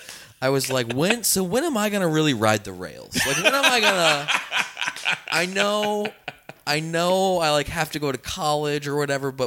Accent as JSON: {"language": "English", "region": "Indiana", "country": "United States", "tie": "born or raised there", "said": "I grew up in Indiana"}